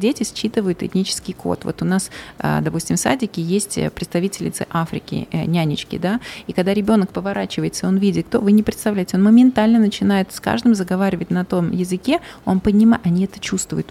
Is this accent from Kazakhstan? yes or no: no; Uzbekistan; also born or lived in Malaysia; мы сами из Узбекистана